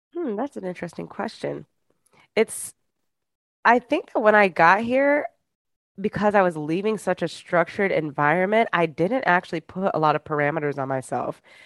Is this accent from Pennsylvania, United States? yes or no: no; Michigan, United States; moved away as an adult; now in New York City, United States; I am originally from Michigan, but I've lived in New York City for the past seven years